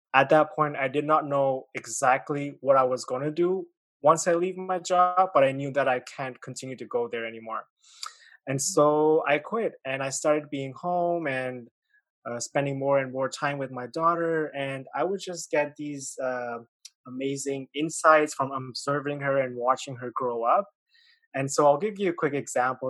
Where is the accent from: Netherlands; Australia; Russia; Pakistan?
Pakistan; moved away as an adult; also born or lived in China; now in Canada; I was born in uh, China, mm-hmm. and I grew up in Pakistan. And then when I was 18, I moved uh, to Canada